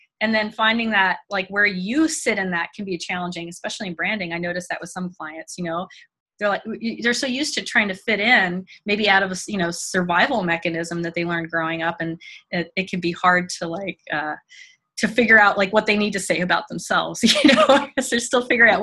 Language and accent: English; Mississippi, United States; also born or lived in Germany; I grew up in Mississippi and I had been born in Germany, lived until like I was 6 years old in Germany, went to German schools.